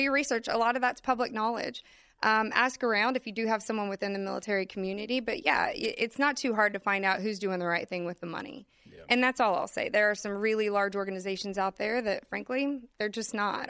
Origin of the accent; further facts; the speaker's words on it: Austin, Texas, United States; growing up in Austin